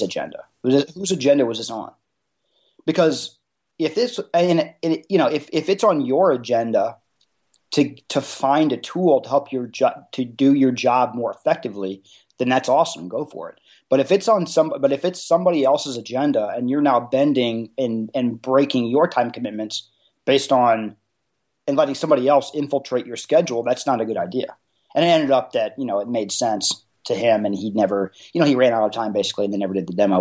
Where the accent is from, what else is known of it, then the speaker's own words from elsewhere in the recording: Indianapolis, Indiana, United States; I'm from Indianapolis, but right here in the Midwest